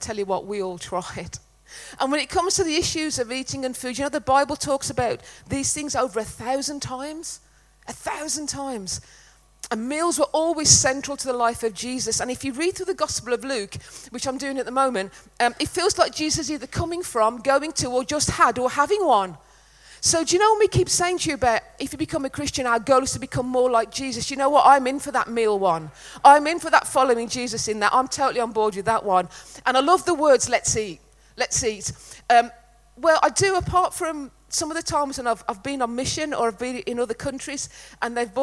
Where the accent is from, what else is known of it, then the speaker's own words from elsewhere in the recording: Netherton, West Midlands, United Kingdom; we're from the Black Country, not dinner. It was tea in Netherton.